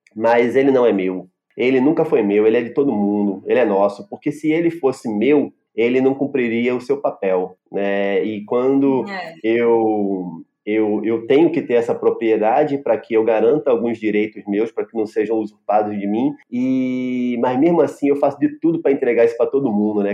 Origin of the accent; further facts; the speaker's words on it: Rio de Janeiro, Brazil; moved away as an adult; now in Recife, Brazil; sou carioca da gema, do subúrbio carioca, ali de Ramos